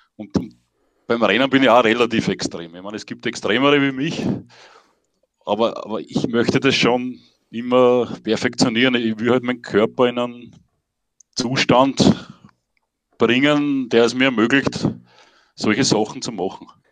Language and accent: German; near Himberg, Lower Austria, Austria; im Ort, wo ich aufgewachsen bin, das ist bei Himberg